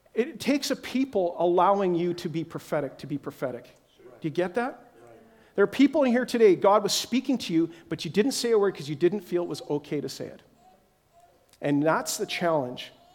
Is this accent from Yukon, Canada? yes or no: yes; Whitehorse, Yukon, Canada; moved away; I'm again from Whitehorse, Yukon, is my original where we came from